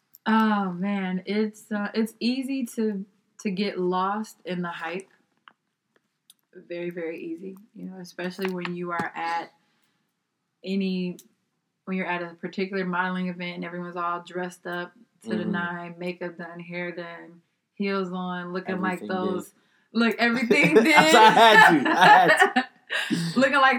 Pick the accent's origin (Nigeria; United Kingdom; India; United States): Nigeria; I said, I'm Nigerian.